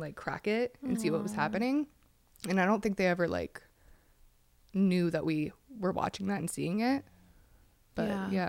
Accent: Pennsylvania, United States; Yes, I grew up in Pennsylvania. And I grew up in a little trailer with my family there.

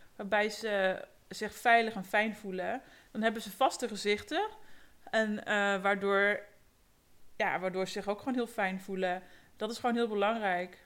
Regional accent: Ede, Gelderland, Netherlands; ik ben geboren en getogen in Ede, in het prachtige Gelderland op de Veluwe

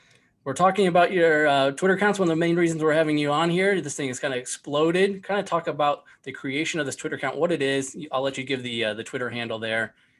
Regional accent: Northwest Indiana, United States; Yeah, I grew up in Northwest Indiana

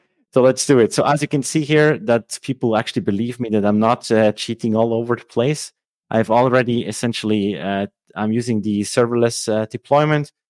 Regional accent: Switzerland; first language Swiss German; English is a second language; also born or lived in Lucerne; I'm from Switzerland. Uh, uh, so my native language is actually Swiss German

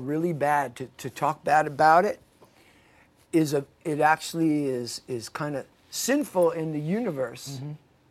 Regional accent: New York City, New York, United States; I'm from Queens too

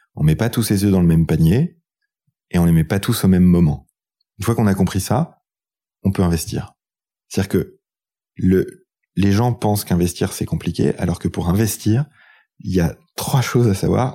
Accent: France; Quand on est français

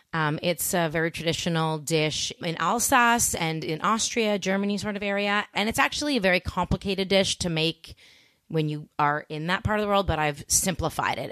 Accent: Toronto, Ontario, Canada; also born or lived in Montreal; I grew up in Toronto

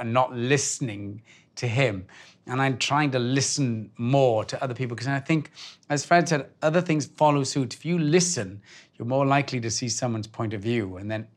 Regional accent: Wales, United Kingdom; I grew up in Wales with the back doors open and the kettle's always on

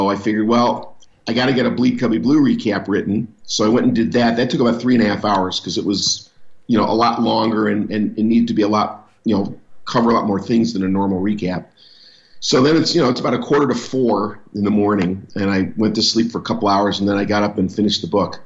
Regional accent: Chicago, Illinois, United States; I was born in Chicago.

